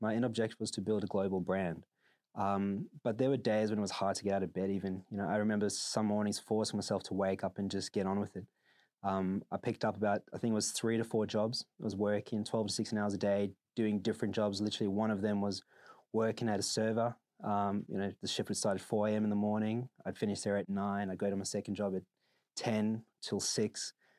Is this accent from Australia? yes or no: no; South Africa; I grew up in South Africa. I think, you know, in an unfortunate country for most people, you're taught to work hard.